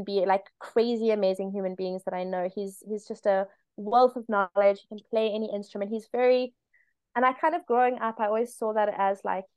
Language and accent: English; South Africa; I'm South African